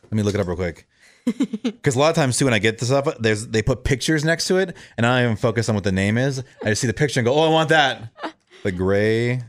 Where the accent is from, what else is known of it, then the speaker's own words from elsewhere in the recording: Orlando, Florida, United States; moved away; I grew up in Orlando